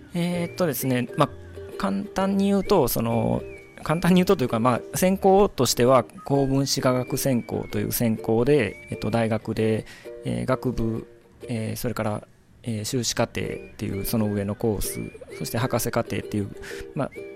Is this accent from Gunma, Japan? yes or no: no; Maizuru, Kyoto, Japan; moved away as an adult; 舞鶴出身でしてでまあ、生まれ育った環境っていうのが、まあ、西舞鶴